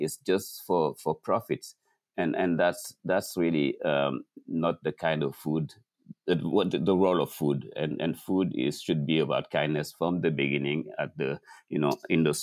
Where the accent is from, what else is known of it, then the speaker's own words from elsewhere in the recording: Dakar, Senegal; moved away as an adult; now in New York, United States; Growing up in Dakar, at noon, everything stops.